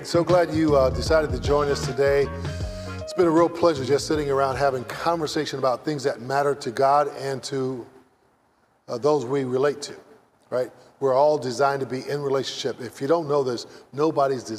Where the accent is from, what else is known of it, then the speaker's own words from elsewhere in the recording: San Francisco, California, United States; I grew up in San Francisco